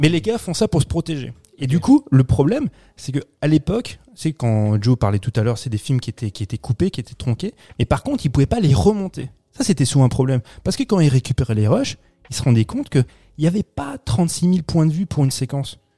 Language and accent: French; France; chez nous en France